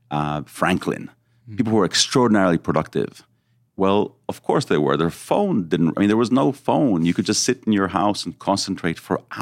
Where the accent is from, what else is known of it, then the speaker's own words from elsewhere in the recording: Mexico; also born or lived in Israel; So I was born in Israel. Then when I was seven, we we went to live in Mexico.